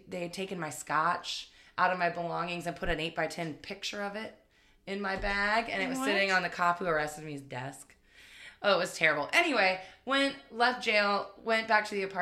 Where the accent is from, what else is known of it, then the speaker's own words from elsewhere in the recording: Richmond, Virginia, United States; also born or lived in Northern Neck, Virginia; I'm from Richmond. I was born at Henrico Doctors Hospital.